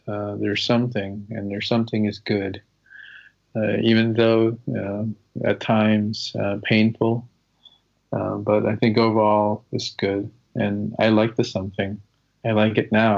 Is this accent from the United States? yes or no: yes; Malden, Massachusetts, United States; growing up in Malden